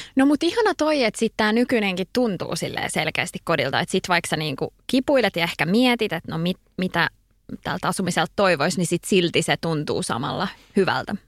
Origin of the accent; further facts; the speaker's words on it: Kirkkonummi, Uusimaa, Finland; moved away as an adult; also born or lived in Espoo / Helsinki; mä oon syntynyt Espoossa ja tota, asuttiin kerrostalossa Ö, ja sitten olinko mä ykkösellä, ykkösluokalla, niin siirryttiin sitten kakkosluokalle tonne kirkkonummelle ja omakotitaloon – et mä koen, että mä oon kirkkonomelainen. Että siellä mä asuin sit siihen saakka, että mä olin 18 ja muutin Helsinkiin